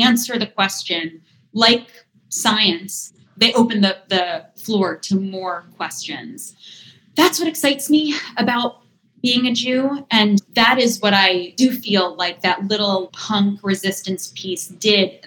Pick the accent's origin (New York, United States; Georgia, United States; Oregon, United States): New York, United States; Eastern Long Island; I grew up on Eastern Long Island